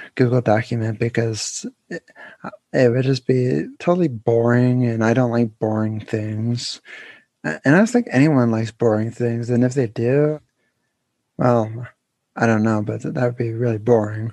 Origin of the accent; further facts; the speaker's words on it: Pennsylvania, United States; I'm from Pennsylvania. I'm still living there